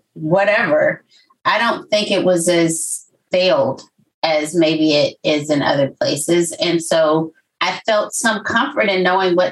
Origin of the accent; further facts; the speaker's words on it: Baton Rouge, Louisiana, United States; moved away; also born or lived in Southern California; where I'm from Baton Rouge, Louisiana. That's home for me. That's where I had my formative stage